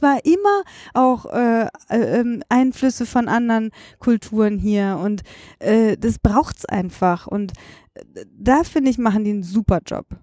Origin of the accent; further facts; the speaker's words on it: Düsseldorf, North Rhine-Westphalia, Germany; moved away as an adult; now in Berlin, Germany; in meiner Heimatstadt, ich identifiziere mich total. Ich bin da groß geworden